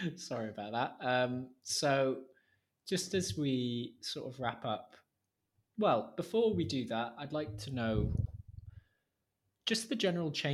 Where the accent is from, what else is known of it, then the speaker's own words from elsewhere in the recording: Wales, United Kingdom; I'm from Wales